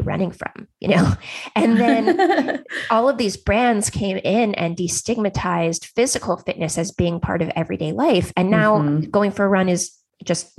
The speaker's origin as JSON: {"language": "English", "area": "Silicon Valley", "region": "California", "country": "United States", "tie": "born or raised there", "said": "I grew up in Silicon Valley."}